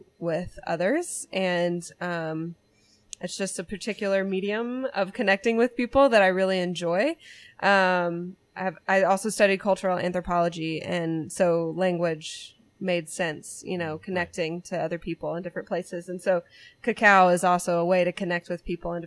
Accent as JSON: {"language": "English", "region": "Louisiana", "country": "United States", "tie": "born or raised there", "moved": "yes", "lives_now": "Northwest Arkansas, United States", "said": "I grew up in Louisiana"}